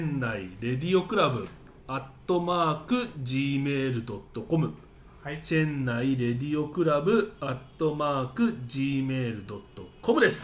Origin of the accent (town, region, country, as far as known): Japan; now in India